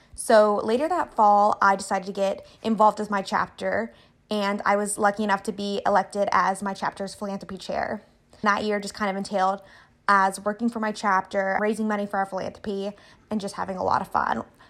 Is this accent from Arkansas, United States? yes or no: yes; Little Rock, Arkansas, United States; moved away; I am originally from Little Rock, Arkansas